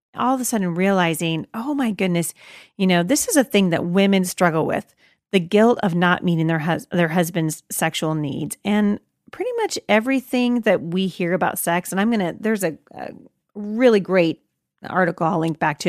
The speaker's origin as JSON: {"language": "English", "country": "United States", "said": "I'm an American"}